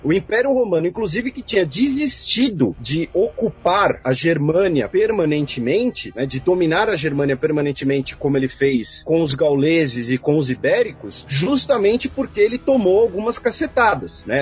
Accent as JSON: {"language": "Portuguese", "region": "São Paulo", "country": "Brazil", "said": "eu sou o único paulistano nesse podcast"}